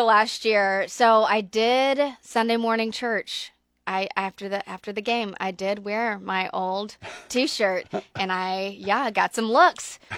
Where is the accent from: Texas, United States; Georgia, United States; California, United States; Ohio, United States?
Georgia, United States; moved away; I'm from Georgia, though, so I'm an, I'm an S E C fan